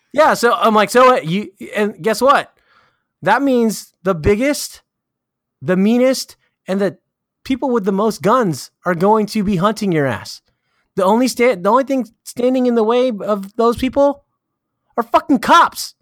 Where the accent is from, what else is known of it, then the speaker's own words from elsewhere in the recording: California, United States; I'm from California